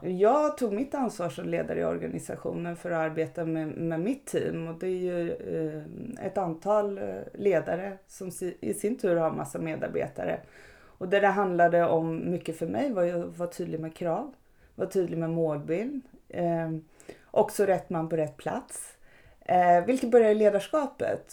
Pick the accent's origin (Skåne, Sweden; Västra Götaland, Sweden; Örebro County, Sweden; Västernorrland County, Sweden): Örebro County, Sweden; Örebro; i Örebro där jag kommer ifrån